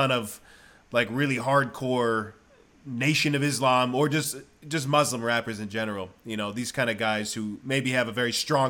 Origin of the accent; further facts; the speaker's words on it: Michigan, United States; I remember I went to middle school in Michigan. And I went to public school, and I remember, and I had lived in Taiwan before that, so I was like a kid who lived in Taiwan, and then I went to Michigan.